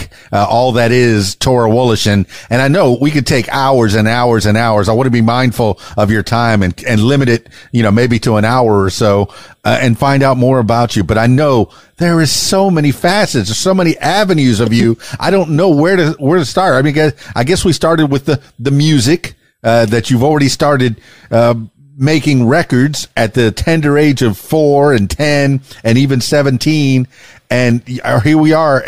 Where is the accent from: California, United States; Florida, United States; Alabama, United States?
Florida, United States; Miami; also born or lived in Fort Lauderdale; down in South Florida, I'm from Miami and Fort Lauderdale.